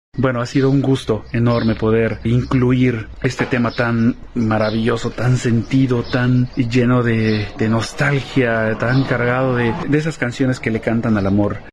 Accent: Mexico; nuestra cultura mexicana, de nuestra identidad como mexicanos

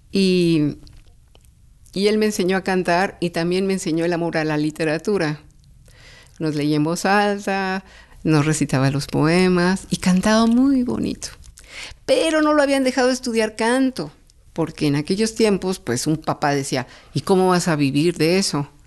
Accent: Mexico City, Mexico; En San Pedro de los Pinos.

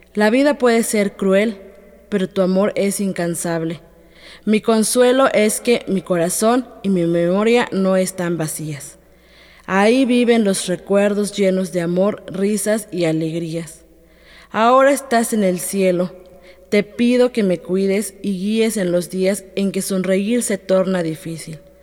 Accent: Atlequizayán, Puebla, Mexico; first language Totonac; Spanish is a second language; Yo soy de Atlequizayán, Puebla, una comunidad que se encuentra en la sierra norte del estado. Y pues yo hablo totonaco desde que soy niña

